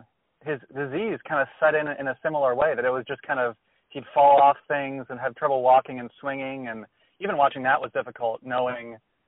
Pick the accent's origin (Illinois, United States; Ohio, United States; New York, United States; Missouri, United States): Illinois, United States; Chicago; now in Minnesota, United States; growing up in Chicago where I hated the Packers